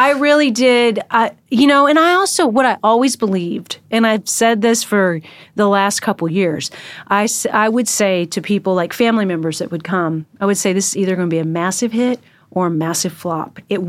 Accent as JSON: {"language": "English", "region": "Washington", "country": "United States", "said": "He's from Texas and I'm from Washington."}